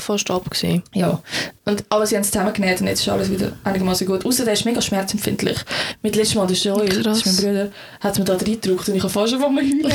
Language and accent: German; Switzerland; ich das als Schweizerin